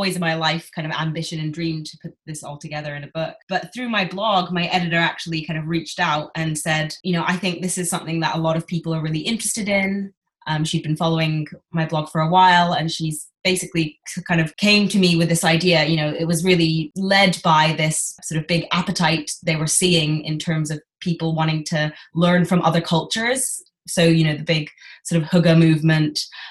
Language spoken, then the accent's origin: English; New York, United States; moved away as an adult; also born or lived in Japan; now in London, United Kingdom; I actually grew up in New York mostly. But in the past few years, I've been living and working in London